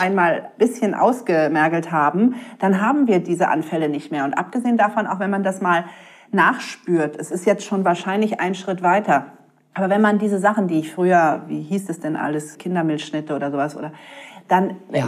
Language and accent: German; Berlin, Germany; ich bin ein Berliner Junkfood-Mädchen mit Currywurst und Pommes